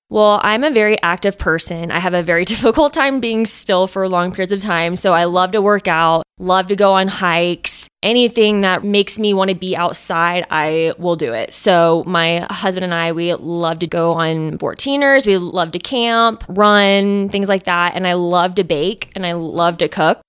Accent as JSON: {"language": "English", "town": "Austin", "region": "Texas", "country": "United States", "moved": "as an adult", "lives_now": "South Fork, United States", "said": "I'm originally from Austin, Texas"}